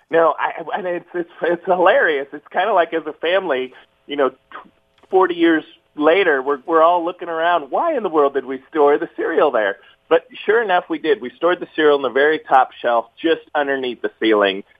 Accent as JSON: {"language": "English", "town": "Fullerton", "region": "California", "country": "United States", "tie": "born or raised there", "said": "I was born in Southern California in a small town called Fullerton"}